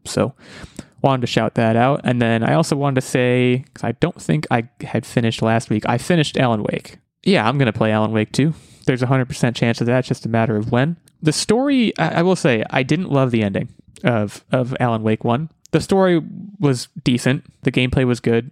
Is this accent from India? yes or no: no; United States; I'm American